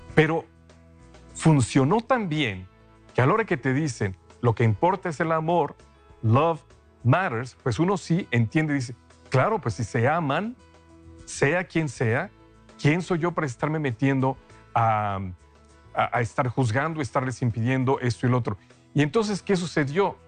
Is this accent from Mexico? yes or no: yes; Mexico; moved away; Yo soy de México, hace mucho que no vivo allá